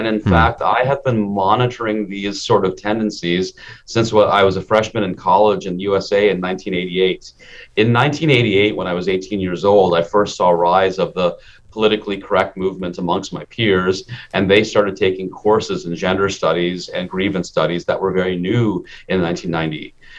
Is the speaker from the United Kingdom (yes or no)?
no; India; born there; I'm an Indian immigrant, and my father, I was born in India, but my father immigrated us